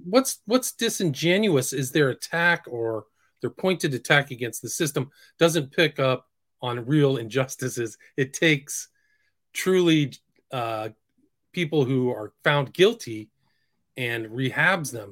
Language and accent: English; San Francisco, California, United States; I grew up kind of in San Francisco, around San Francisco